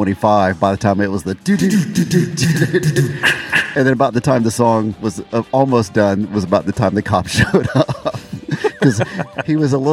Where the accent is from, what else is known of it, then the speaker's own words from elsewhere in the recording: Fort Walton Beach, Florida, United States; moved away; my hometown, Fort Walton Beach, Florida